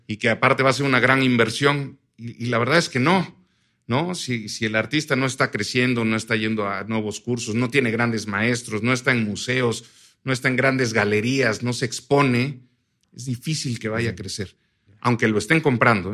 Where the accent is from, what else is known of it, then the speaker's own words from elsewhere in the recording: Oaxaca, Mexico; nosotros somos de Oaxaca